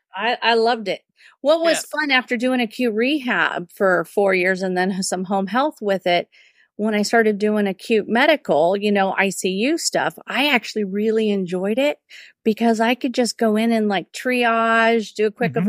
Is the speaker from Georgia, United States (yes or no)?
no; California, United States; moved away as an adult; also born or lived in Whittier, California; now in Austin, United States; I'm native Californian and transplant to Austin, Texas. I've been here for six years